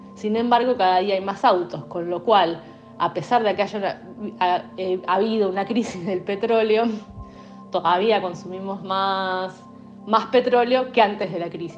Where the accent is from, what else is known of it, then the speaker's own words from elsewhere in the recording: Argentina; los argentinos, por cómo vivimos